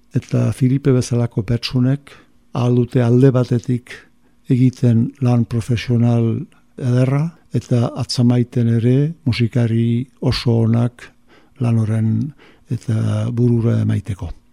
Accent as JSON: {"language": "Basque", "town": "Musculdy", "region": "Nouvelle-Aquitaine", "country": "France", "tie": "born or raised there", "said": "sortu naiz muskildin"}